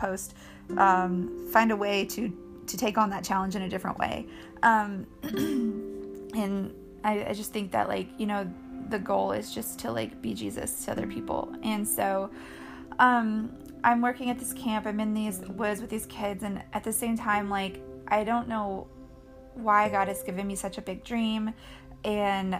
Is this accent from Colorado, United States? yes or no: yes; Colorado, United States; I grew up in Colorado, so like I spent all my time as a kid outside climbing rocks